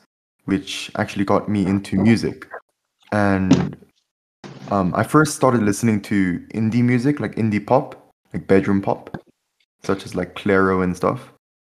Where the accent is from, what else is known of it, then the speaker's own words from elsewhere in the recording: South Korea; I was born in South Korea, and I'm a rapper